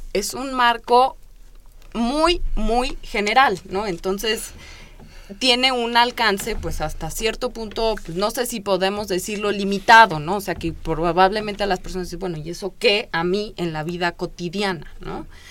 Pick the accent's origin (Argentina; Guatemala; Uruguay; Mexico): Mexico; Mexico City; teníamos como chilangos